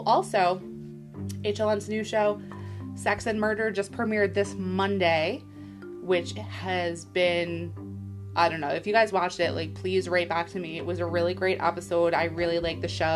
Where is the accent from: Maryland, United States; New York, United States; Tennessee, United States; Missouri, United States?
New York, United States; We are in New York